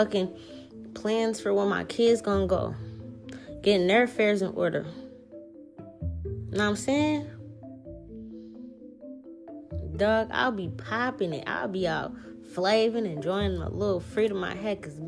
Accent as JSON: {"language": "English", "town": "New Orleans", "region": "Louisiana", "country": "United States", "moved": "yes", "said": "I'm from New Orleans"}